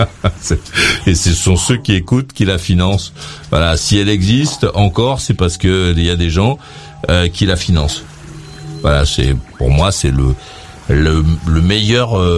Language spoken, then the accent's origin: French; France; chez nous, en France